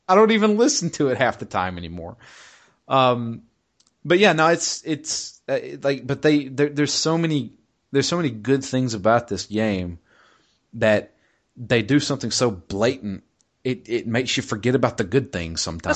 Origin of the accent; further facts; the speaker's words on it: United States; as an American